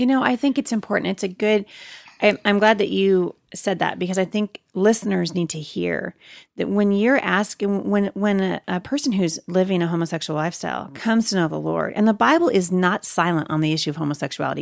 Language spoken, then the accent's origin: English; Portland, United States; Jay and I, you know, growing up in Portland, we pastored at a church in Portland for many years.